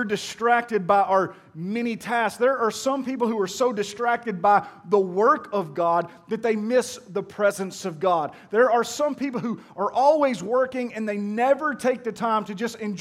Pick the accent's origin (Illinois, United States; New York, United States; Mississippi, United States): Mississippi, United States; Pearl; I'm from Pearl